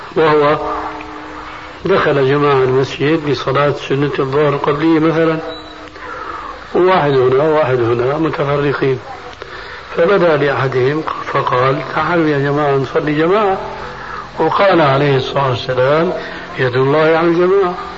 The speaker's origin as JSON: {"language": "Arabic", "country": "Syria", "said": "عندنا في الشام"}